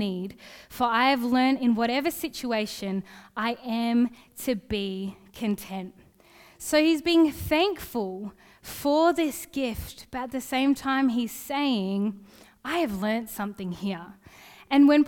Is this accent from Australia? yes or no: yes; Gosnells, Western Australia, Australia; I grew up in Gosnells